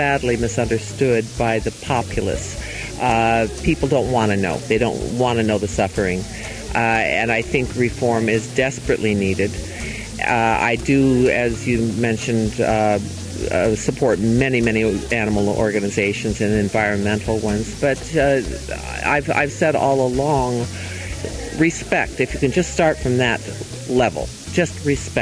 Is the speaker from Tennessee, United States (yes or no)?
no; Colorado, United States; I was raised in Colorado and I went as a kid